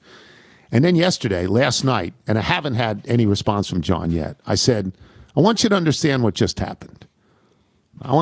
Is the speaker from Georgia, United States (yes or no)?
no; Lynbrook, New York, United States; I was less than a month old when we moved to Lynbrook